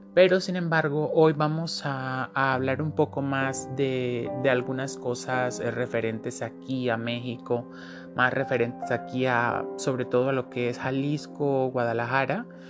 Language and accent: Spanish; Colombia; soy de Colombia